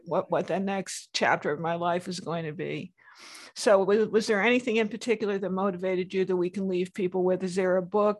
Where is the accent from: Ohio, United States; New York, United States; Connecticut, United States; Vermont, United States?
Connecticut, United States; West Hartford; when I was growing up, I'm from West Hartford, Connecticut